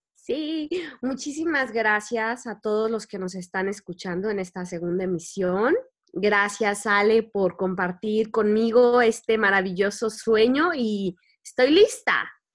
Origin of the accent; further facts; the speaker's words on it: Querétaro, Mexico; nací en Querétaro